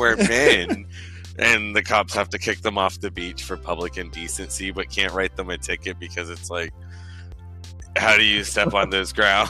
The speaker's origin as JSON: {"language": "English", "town": "Tampa", "region": "Florida", "country": "United States", "tie": "born or raised there", "said": "I grew up in Seminole Heights. I actually grew up facing that river."}